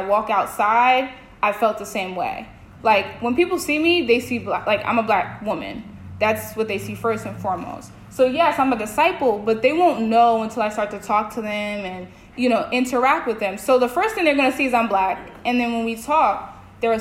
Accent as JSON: {"language": "English", "region": "New York", "country": "United States", "moved": "as an adult", "lives_now": "Maine, United States", "said": "I'm like, New York"}